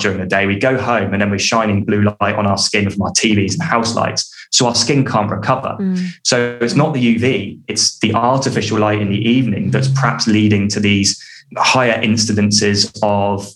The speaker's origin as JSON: {"language": "English", "country": "United Kingdom", "said": "I'm British and I say sunbathing"}